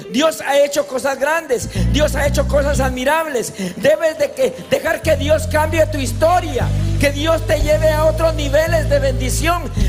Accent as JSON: {"language": "Spanish", "town": "Carrizal", "country": "Dominican Republic", "said": "Pues yo, vengo del Carrizal."}